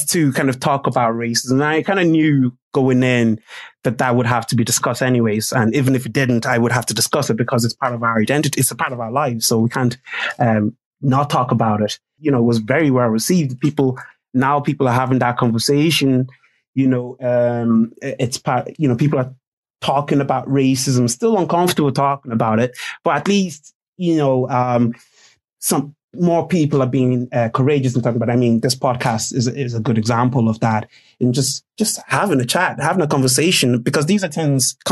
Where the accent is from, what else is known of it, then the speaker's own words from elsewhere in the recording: Ireland; when I was growing up in Ireland in secondary school.